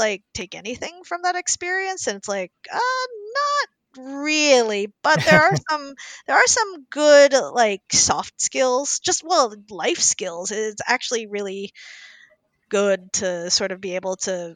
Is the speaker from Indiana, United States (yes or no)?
yes; Indianapolis, Indiana, United States; moved away; I grew up in Indianapolis, Indiana, in the 80s and 90s